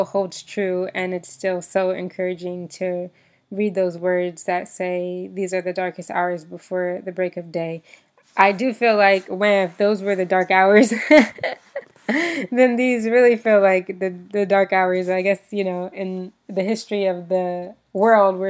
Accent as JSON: {"language": "English", "country": "United States", "tie": "born or raised there", "moved": "as an adult", "said": "growing up in the United States"}